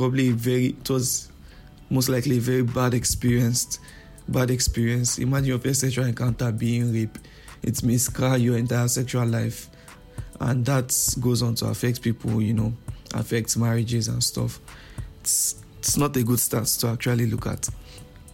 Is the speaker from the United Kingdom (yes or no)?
no; Nigeria; I'm a Nigerian